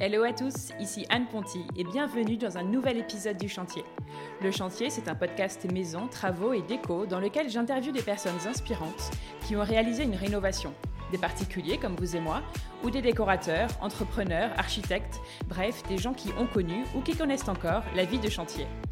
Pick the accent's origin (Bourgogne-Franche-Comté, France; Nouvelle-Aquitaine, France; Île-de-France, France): Nouvelle-Aquitaine, France; Charente; moved away; also born or lived in Nantes; Je suis de Charente.